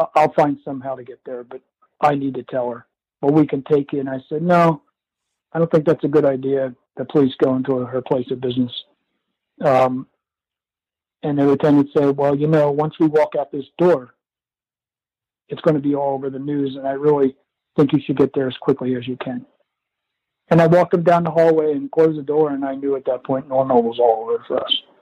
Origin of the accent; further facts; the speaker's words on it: Philadelphia, Pennsylvania, United States; also born or lived in Downingtown, Pennsylvania; we grew up in the Philadelphia area.